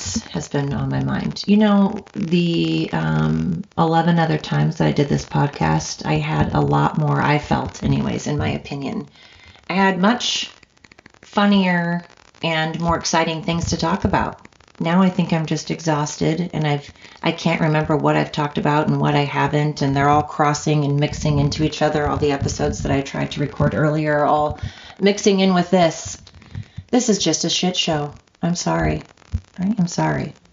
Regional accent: Oregon coast, United States; this Oregonian that's from the coast originally and now lives in the valley

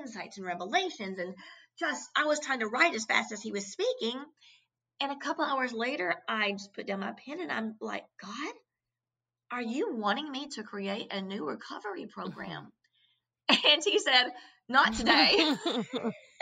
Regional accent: Kentucky, United States; growing up in Kentucky

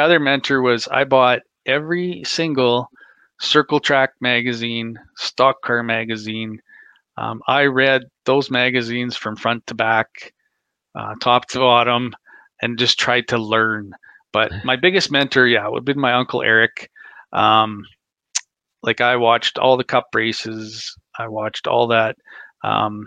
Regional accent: Canada; I'm from Canada

